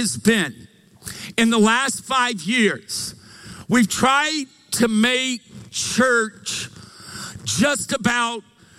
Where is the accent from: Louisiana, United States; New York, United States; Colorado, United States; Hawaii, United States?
Louisiana, United States; now in Meridian, United States; we're from Louisiana